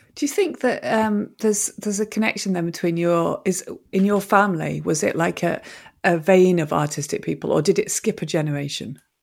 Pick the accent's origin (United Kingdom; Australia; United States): United Kingdom; Manchester, North West England; I'm actually from Manchester